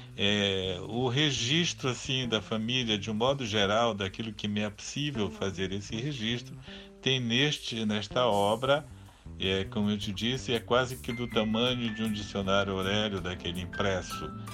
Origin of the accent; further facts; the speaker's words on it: Vila do Carmo do Tocantins, Pará, Brazil; na Vila do Carmo Cametaense, onde eu nasci